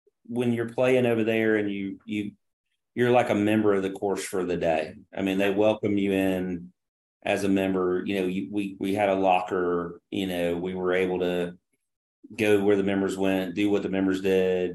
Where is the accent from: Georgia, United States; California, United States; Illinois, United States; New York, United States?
Georgia, United States; Alma; I grew up playing snooker in Alma, Georgia